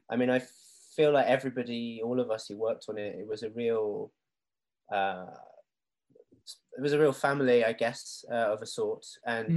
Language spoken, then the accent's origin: English; Japan; now in England; growing up in Japan and moving to England, being mixed race